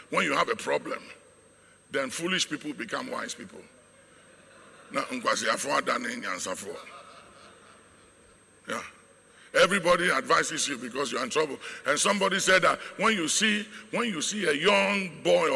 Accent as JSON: {"language": "English", "country": "Ghana", "said": "As a Ghanaian, it is who we are"}